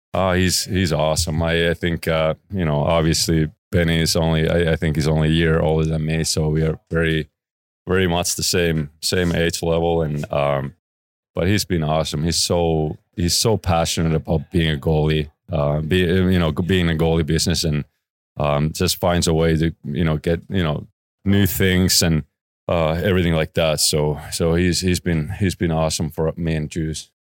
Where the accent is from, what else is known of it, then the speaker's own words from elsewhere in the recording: Oulu, North Ostrobothnia, Finland; moved away as an adult; close to my hometown, Oulu. Um, that's where I was born.